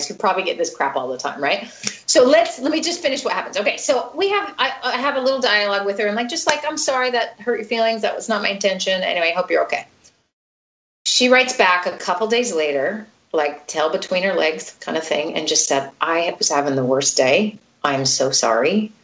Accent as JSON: {"language": "English", "country": "United States", "moved": "yes", "lives_now": "Sweden", "said": "I feel like I'm an American."}